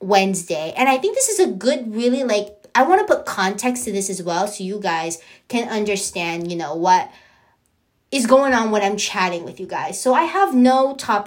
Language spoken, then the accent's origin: English; San Diego, California, United States; born and raised in San Diego, California